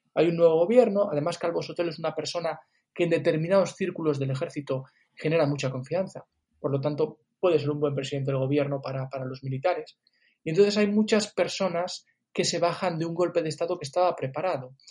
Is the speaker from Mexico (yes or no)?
no; Galicia, Spain; yo soy gallego, yo no soy catalán